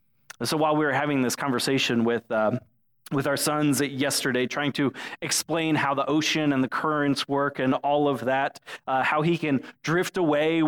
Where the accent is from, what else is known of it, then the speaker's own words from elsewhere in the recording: Florida, United States; when I was a kid growing up in Florida